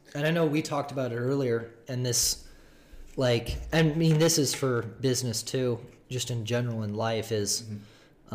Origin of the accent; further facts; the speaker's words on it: Seattle, Washington, United States; now in Phoenix, United States; I'm from Seattle